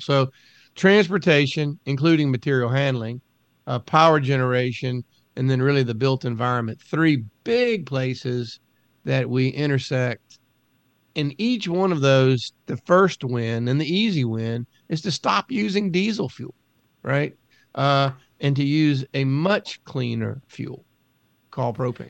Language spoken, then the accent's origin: English; United States; growing up on the Chesapeake Bay, living on a river